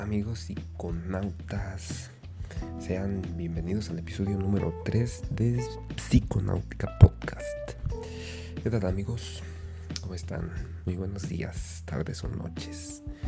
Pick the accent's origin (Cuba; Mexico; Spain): Mexico; mi país. En mi país, México